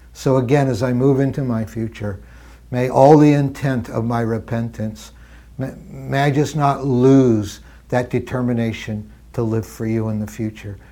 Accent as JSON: {"language": "English", "region": "Midwestern Canada", "country": "Canada", "tie": "born or raised there", "said": "I grew up in Canada and, and, uh, Midwestern Canada"}